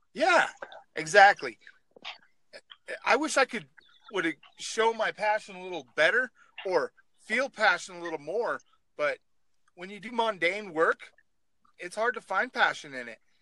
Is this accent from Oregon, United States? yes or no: yes; Oregon, United States; now in North Dakota, United States; I'm from Oregon originally